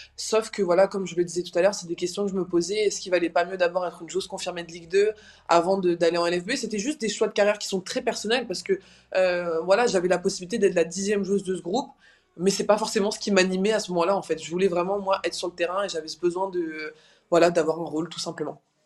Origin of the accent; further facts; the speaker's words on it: Brest, Brittany, France; à Brest dans ma ville natale